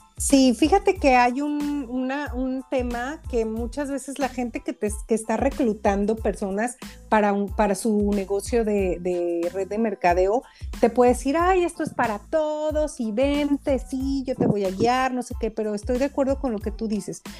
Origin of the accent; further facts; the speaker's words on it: Mexico; yo que soy mexicana en México